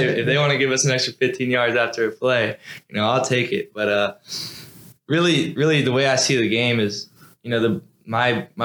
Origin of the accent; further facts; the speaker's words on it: Fairhope, Alabama, United States; moved away as an adult; now in Durham, United States; everybody in my hometown knows me as a basketball player. So if you go down back home to Fairview